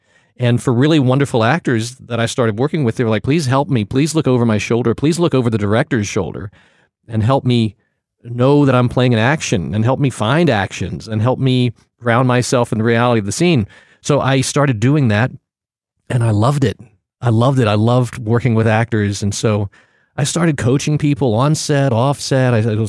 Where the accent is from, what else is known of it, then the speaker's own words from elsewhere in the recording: Portsmouth, Virginia, United States; And I grew up in Virginia, a little town called Portsmouth, Virginia.